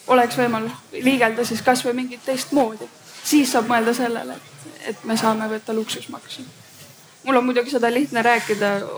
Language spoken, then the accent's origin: Estonian; Keila, Harju County, Estonia; elan, õpin, tulen Keilast